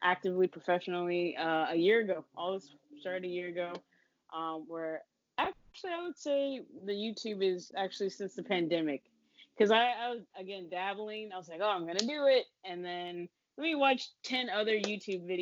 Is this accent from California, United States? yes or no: yes; Fontana, California, United States; now in New York, United States